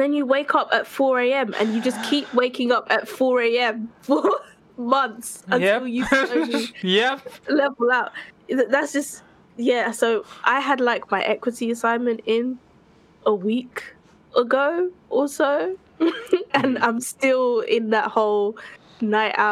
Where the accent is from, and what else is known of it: United Kingdom